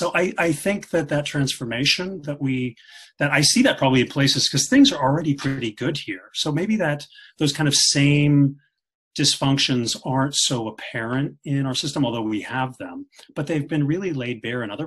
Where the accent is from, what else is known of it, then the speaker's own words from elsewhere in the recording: Kansas, United States; now in Scandinavia; when I was a child, I grew up in Kansas